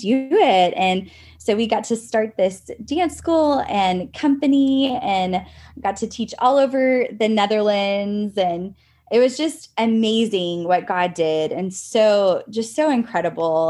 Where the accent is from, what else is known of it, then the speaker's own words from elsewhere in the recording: College Station, Texas, United States; I grew up in College Station, Texas, and I currently live here as well